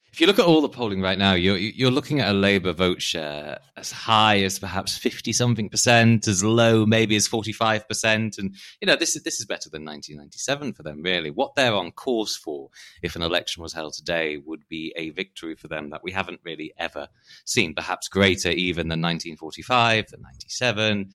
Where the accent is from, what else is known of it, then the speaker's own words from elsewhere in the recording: Harrogate, Yorkshire and the Humber, United Kingdom; accent: posh; moved away; I'm from Harrogate in Yorkshire, hence the posh voice, though I am quite proudly Northern.